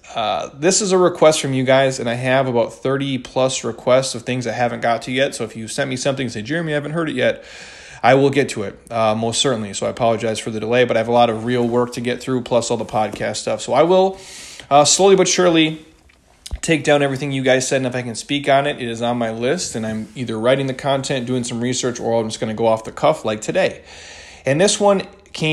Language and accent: English; Midwest, United States; now in Scottsdale, United States; when I was a kid growing up in the Midwest